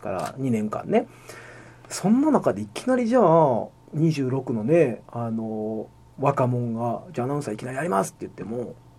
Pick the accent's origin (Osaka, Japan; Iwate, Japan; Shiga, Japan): Shiga, Japan; moved away as an adult; こっちに地元に帰ってきて